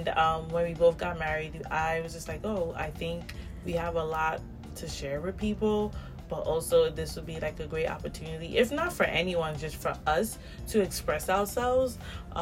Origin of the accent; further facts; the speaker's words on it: New York City, New York, United States; I was born and raised in the South Bronx.